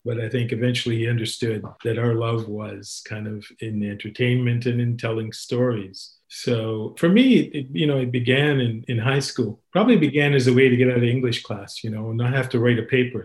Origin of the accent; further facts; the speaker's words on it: Sudbury, Ontario, Canada; I grew up in Sudbury